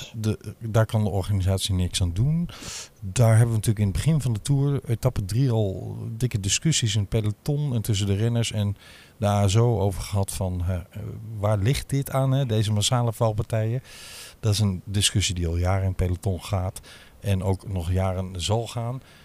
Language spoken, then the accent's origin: Dutch; Limburg, Netherlands; moved away; also born or lived in Amsterdam; als Limburger